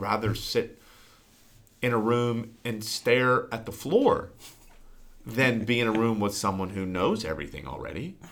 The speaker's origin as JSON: {"language": "English", "town": "Newark", "region": "Ohio", "country": "United States", "tie": "born or raised there", "said": "I am podcasting from the great state of Ohio and my hometown, the metropolis of Newark."}